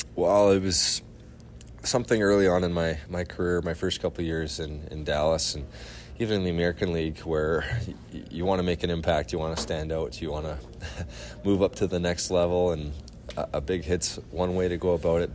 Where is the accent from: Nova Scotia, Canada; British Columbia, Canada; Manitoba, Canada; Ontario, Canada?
British Columbia, Canada; near Langley; Trinity Western in Langley, uh, which is right by my hometown